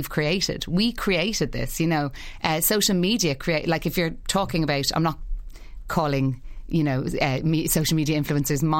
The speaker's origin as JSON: {"language": "English", "country": "Ireland", "said": "There is a thing about Ireland, we are a community"}